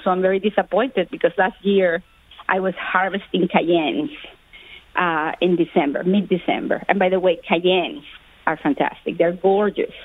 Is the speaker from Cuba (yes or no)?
yes; Cuba; moved away; I was born in Cuba